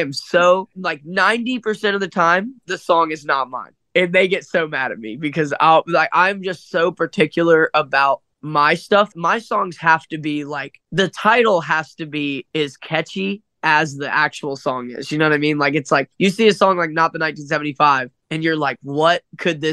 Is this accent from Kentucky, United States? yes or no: no; Dayton, Ohio, United States; moved away as an adult; now in Nashville, United States; I grew up in Dayton, Ohio.